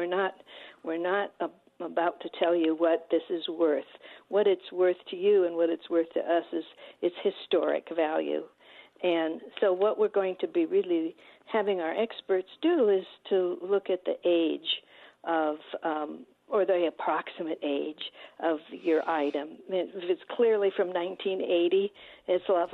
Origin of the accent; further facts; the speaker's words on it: Southwest, United States; now in Detroit, United States; I'm not born and bred in Detroit. I'm from the Southwest, and I'm a newbie